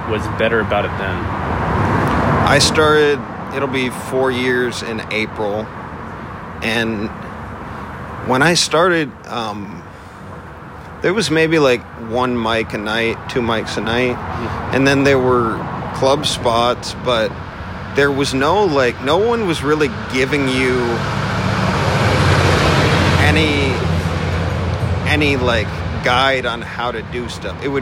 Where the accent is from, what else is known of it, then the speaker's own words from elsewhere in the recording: Midwest, United States; also born or lived in Vermont / Indiana / Las Vegas; I grew up in the Midwest. I originally from Vermont